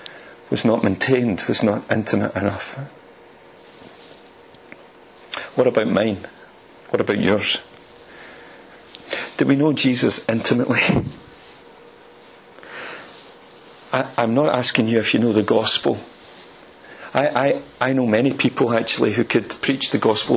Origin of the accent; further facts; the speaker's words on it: Motherwell, Scotland, United Kingdom; also born or lived in France; I'm from Motherwell